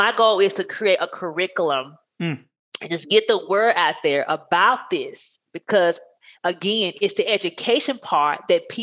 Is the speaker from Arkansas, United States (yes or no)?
yes; Blackfish, Arkansas, United States; now in Texas, United States; I grew up in Arkansas.